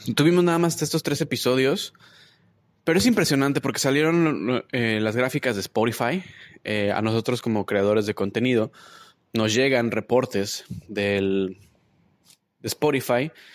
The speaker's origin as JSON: {"language": "Spanish", "country": "Mexico", "moved": "yes", "lives_now": "Toronto, Canada", "said": "mis mexicanos, desde México, a mis mexicanos desde acá de Toronto"}